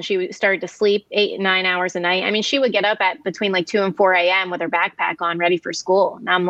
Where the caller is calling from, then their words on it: New Jersey, United States; I am calling from the East Coast in New Jersey.